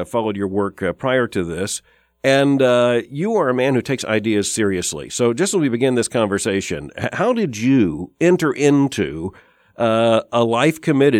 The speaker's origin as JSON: {"language": "English", "region": "South Florida", "country": "United States", "tie": "born or raised there", "said": "I'm a bit older than you are, and I grew up in South Florida, very close to the action, so to speak, with the Cuban Missile Crisis happening in my infancy."}